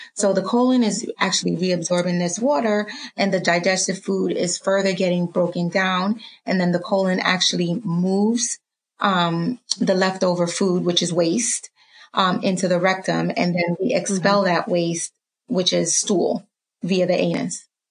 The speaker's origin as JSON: {"language": "English", "town": "New York City", "region": "New York", "country": "United States", "tie": "born or raised there", "also_born_or_lived": "Dominica", "moved": "yes", "lives_now": "Harrisburg, United States", "said": "I was born in Dominica and raised in Harlem"}